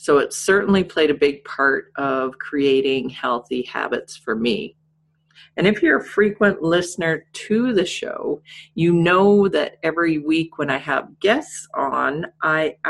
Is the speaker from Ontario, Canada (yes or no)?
no; Saskatchewan, Canada; I'm dating myself back to the 70s growing up in Saskatchewan